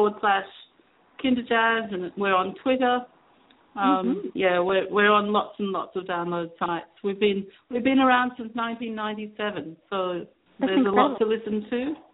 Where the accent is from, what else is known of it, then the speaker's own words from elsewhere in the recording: Sydney, New South Wales, Australia; Sydney, Australia.